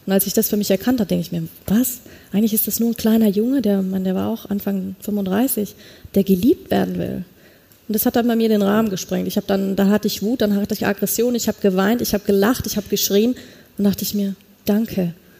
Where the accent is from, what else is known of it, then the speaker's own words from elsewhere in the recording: a small village near Munich, Bavaria, Germany; als ich aufgewachsen bin, hinter München, kleines Dorf, bei uns in Bayern